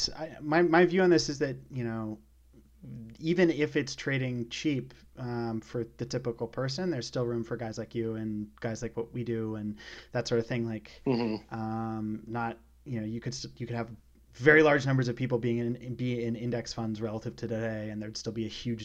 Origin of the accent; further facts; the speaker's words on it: British Columbia, Canada; I grew up in British Columbia